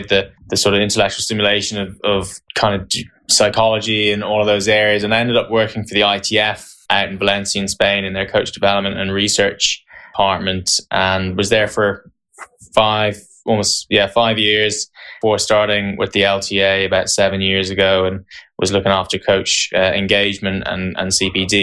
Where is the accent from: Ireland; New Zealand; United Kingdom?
Ireland; also born or lived in County Tipperary / Waterford; I grew up in Ireland. My first taste of tennis was in Carrickinshire, County Tipperary